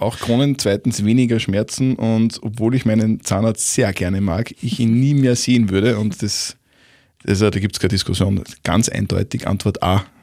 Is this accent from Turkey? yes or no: no; Upper Austria, Austria; als Oberösterreicher